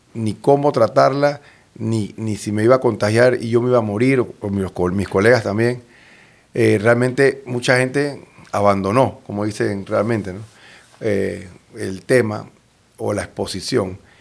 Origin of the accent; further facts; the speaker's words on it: Panama; nuestra población en Panamá